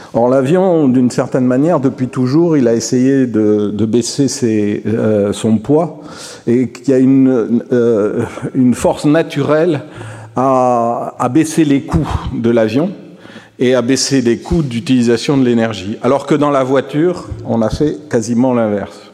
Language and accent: French; Toulouse, Occitania, France; je suis Toulousain